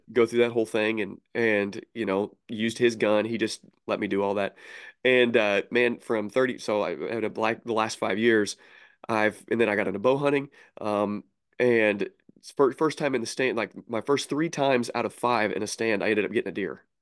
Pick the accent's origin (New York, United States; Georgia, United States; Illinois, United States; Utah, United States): Illinois, United States; Southern; I'm from Southern Illinois